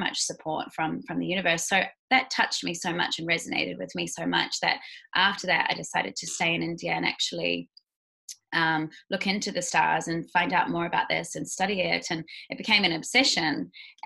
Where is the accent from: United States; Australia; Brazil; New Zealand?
New Zealand; Queenstown, Otago; now in Bali, Indonesia; I am a Kiwi girl. Originally, I was born in Queenstown, New Zealand.